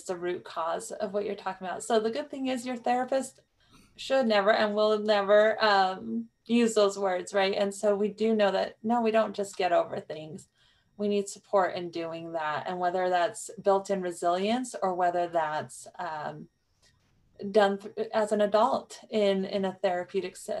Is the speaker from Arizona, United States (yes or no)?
no; New Mexico, United States; growing up in New Mexico